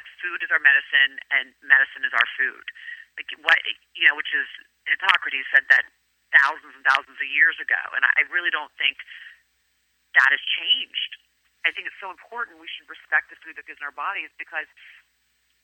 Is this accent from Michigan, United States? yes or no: no; Virginia, United States; first language Greek; English is a second language; moved away as an adult; also born or lived in Greece; now in New York City, United States; I moved to New York City from Virginia to go to NYU